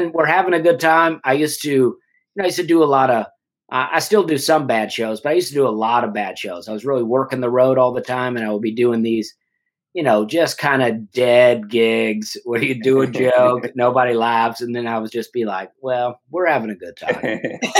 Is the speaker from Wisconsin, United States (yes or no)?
no; Alabama, United States; moved away; also born or lived in New York City; my wife's Canadian and I am from Alabama